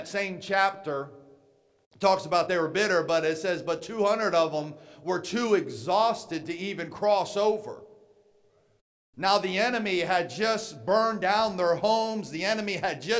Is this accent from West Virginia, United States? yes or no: yes; West Virginia, United States; moved away as an adult; also born or lived in Atlanta, Georgia; I'm born and raised in West Virginia